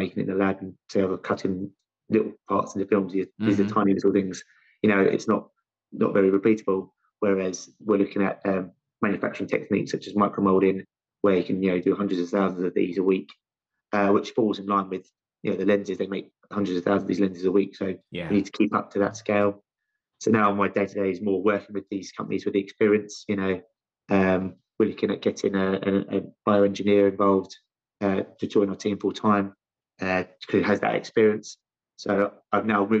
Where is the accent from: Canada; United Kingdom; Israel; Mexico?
United Kingdom; London; also born or lived in Loughborough; originally from my accent, you can tell I'm from London, specifically South London